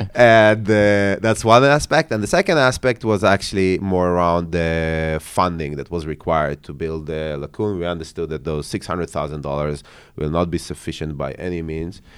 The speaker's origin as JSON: {"language": "English", "town": "Haifa", "region": "Haifa District", "country": "Israel", "tie": "born or raised there", "also_born_or_lived": "Ukraine", "said": "I grew up, uh, in Haifa, in, uh, in Israel, in the north of Israel."}